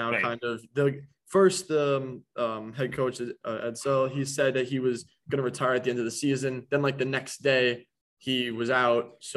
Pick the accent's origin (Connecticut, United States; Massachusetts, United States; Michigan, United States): Connecticut, United States; So it's kind of funny. Obviously, I'm from Connecticut. My brother actually just started as a freshman at UConn.